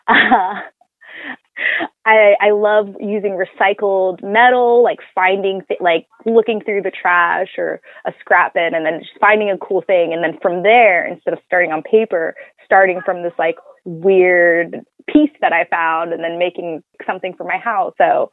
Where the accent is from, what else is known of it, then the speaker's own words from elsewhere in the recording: Oakland, California, United States; I'm originally from Oakland